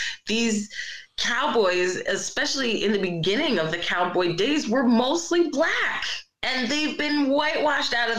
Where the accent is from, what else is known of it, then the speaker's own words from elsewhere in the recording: Philadelphia, Pennsylvania, United States; also born or lived in Brooklyn; I have lived in Philly my entire life